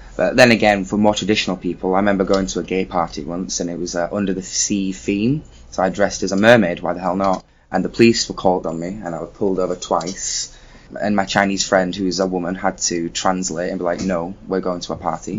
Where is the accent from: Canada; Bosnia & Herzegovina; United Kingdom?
United Kingdom; now in Shenzhen, China; I am from the United Kingdom. Currently, I live in Shenzhen, China.